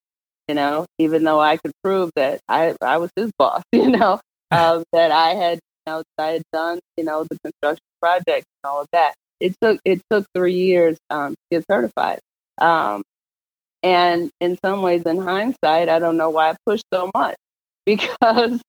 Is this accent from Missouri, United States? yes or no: yes; St. Louis, Missouri, United States; I grew up, I'm born and raised in St. Louis. I grew up in University City